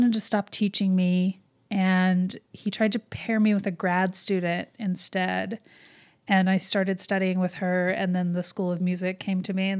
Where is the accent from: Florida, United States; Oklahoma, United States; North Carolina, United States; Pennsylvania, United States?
Oklahoma, United States; now in New York City, United States; I am from Oklahoma.